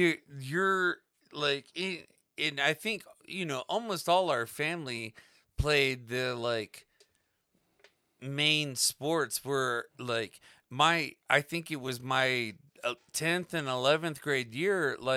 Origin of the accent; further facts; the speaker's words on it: Florida, United States; It was wet. It was a swamp. We grew up in Florida. It was a swamp.